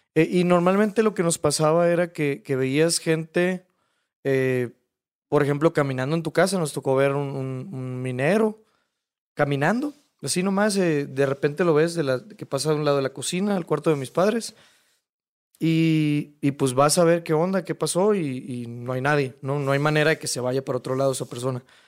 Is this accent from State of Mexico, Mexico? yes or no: no; Hermosillo, Sonora, Mexico; yo soy de Hermosillo